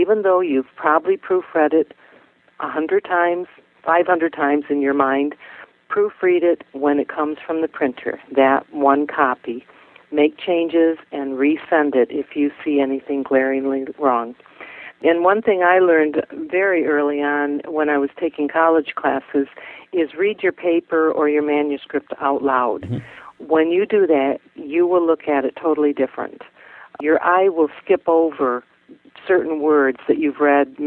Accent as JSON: {"language": "English", "region": "Michigan", "country": "United States", "tie": "born or raised there", "said": "my home state"}